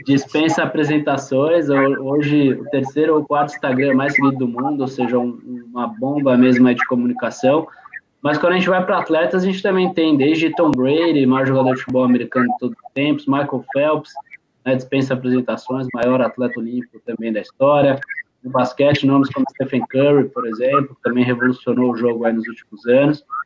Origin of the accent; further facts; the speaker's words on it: São Paulo, Brazil; minha família toda é, é de, de Pernambuco. Eu sou paulista ah, aqui, praticado em São Paulo